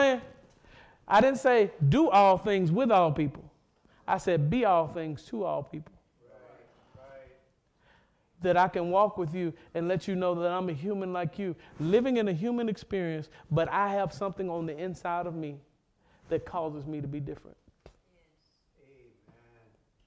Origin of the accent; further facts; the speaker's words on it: Mississippi, United States; I'm from Mississippi